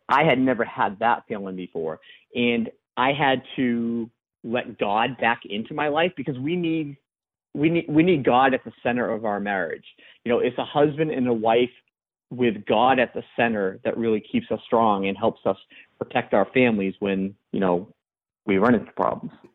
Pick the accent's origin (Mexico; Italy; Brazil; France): France; I'm one of those, you know, stubborn Frenchmen